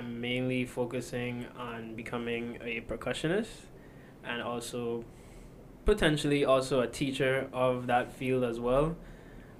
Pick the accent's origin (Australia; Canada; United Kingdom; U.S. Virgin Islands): U.S. Virgin Islands; St. Thomas; also born or lived in Puerto Rico; I was born in Puerto Rico, but I was raised here in St. Thomas, U.S. Virgin Islands